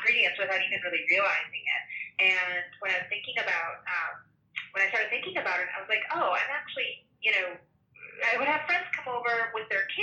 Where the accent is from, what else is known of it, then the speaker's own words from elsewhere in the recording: Chicago, Illinois, United States; I grew up in Chicago